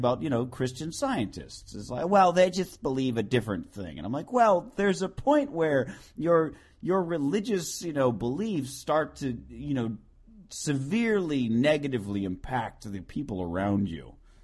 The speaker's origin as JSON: {"language": "English", "town": "Phoenix", "region": "Arizona", "country": "United States", "tie": "born or raised there", "moved": "yes", "said": "I grew up in Phoenix"}